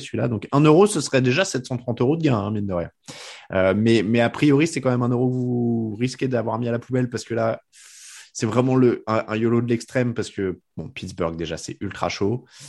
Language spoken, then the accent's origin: French; France; on est français